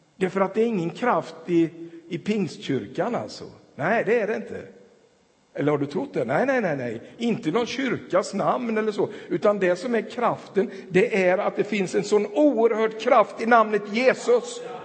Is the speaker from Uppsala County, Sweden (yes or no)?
no; Tranås, Jönköping County, Sweden; now in Ulricehamn, Sweden; jag spelade hockey där och växte upp i den där stan